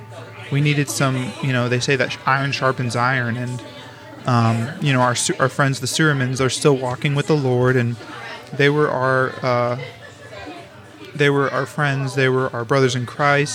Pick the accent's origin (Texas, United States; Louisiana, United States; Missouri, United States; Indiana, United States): Missouri, United States; St. Louis; also born or lived in Kansas City / Colorado; whenever I was 8, we moved from Colorado to St. Louis. So kind of my upbringing was broken up into a couple different parts